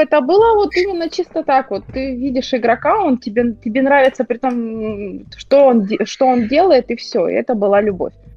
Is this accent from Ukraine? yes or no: yes; Ukraine; я украинка